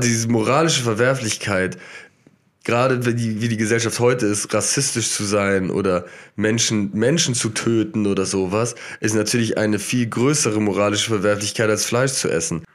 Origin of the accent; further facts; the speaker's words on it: Germany; weil ich Deutscher bin